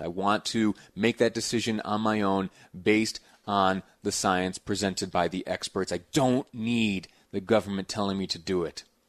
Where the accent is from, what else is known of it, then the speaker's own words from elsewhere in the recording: Mount Morris, New York, United States; moved away as an adult; now in Utah, United States; it is my hometown. It's the place where I, uh, I did some growing up, Mount Morris, New York